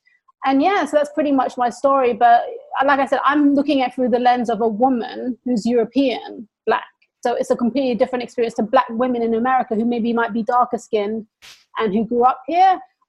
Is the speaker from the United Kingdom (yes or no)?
yes; England, United Kingdom; I got more racism growing up in England from the people in my own community.